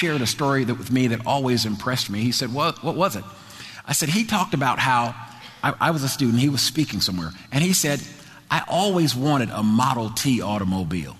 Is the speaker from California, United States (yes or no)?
no; New Jersey, United States; moved away; New Jersey, where I'm from. I'm a Jersey boy from New Jersey.